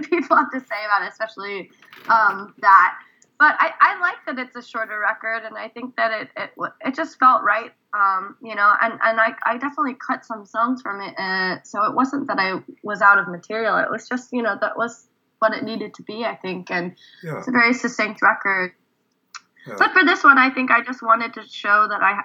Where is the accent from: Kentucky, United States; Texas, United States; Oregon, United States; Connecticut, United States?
Oregon, United States; also born or lived in Korea; now in Philadelphia, United States; I'm from Oregon originally